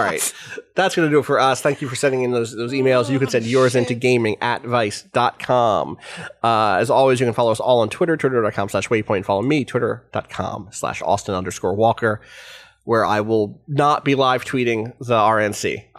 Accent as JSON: {"language": "English", "town": "Calgary", "region": "Alberta", "country": "Canada", "tie": "born or raised there", "said": "I can't have you not know about the stuff that went down in my hometown. Another great opening line. In Calgary, Canada, we have a very good deep dish pizza place."}